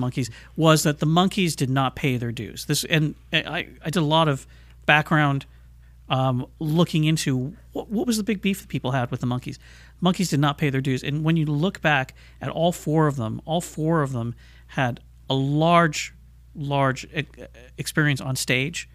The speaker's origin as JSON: {"language": "English", "town": "Los Angeles", "region": "California", "country": "United States", "tie": "born or raised there", "said": "here in Los Angeles. This is where I grew up. This is my hometown. I still live here"}